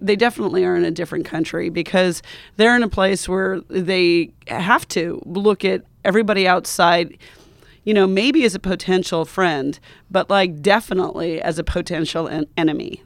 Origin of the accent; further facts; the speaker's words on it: Montana, United States; moved away; also born or lived in Wyoming; my culture, which is definitely American, I'm from Montana and Wyoming